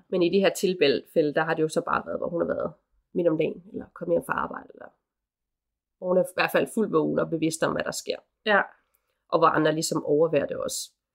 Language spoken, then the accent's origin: Danish; Aarhus, Central Denmark Region, Denmark; now in Copenhagen, Denmark; Aarhus, hvor jeg kommer fra oprindeligt. Og så bare her hjemme i København